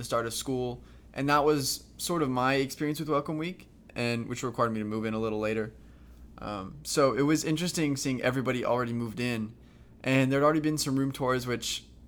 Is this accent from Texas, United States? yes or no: no; Knoxville, Tennessee, United States; I'm from Knoxville. So I'm from like 20 minutes down the road